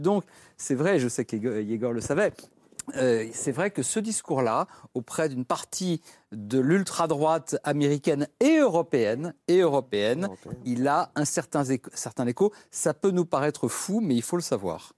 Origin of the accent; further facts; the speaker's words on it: France; en tant que Français